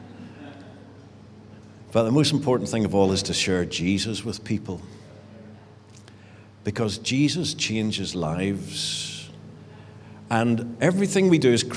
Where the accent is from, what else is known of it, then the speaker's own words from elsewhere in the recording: Richhill, Northern Ireland, United Kingdom; moved away as an adult; also born or lived in England; I grew up in Rich Hill. It's a great village and not very far away.